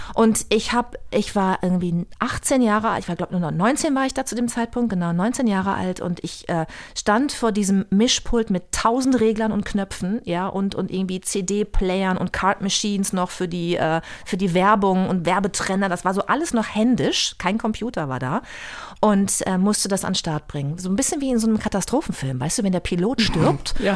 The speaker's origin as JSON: {"language": "German", "town": "Bad Lippspringe", "region": "North Rhine-Westphalia", "country": "Germany", "tie": "born or raised there", "also_born_or_lived": "Paderborn / Münster / Hamburg", "moved": "as an adult", "said": "Ich bin ja in Bad Lippspringe, einem kleinen Luftkurort, aufgewachsen in der Nähe von Paderborn."}